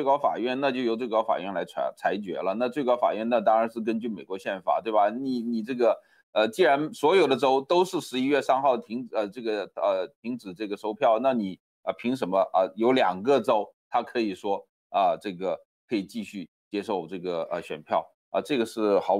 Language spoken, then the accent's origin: Chinese; China; 好像我们从中国来的